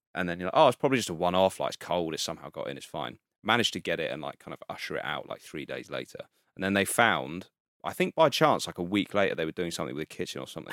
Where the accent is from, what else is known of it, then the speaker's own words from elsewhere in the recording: Guildford, South East England, United Kingdom; moved away as an adult; also born or lived in Brixton, London; now in London, United Kingdom; Guildford, like, Surrey direction